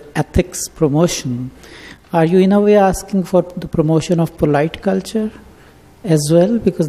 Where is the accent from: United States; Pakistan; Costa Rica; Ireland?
Pakistan; moved away; I'm from Pakistan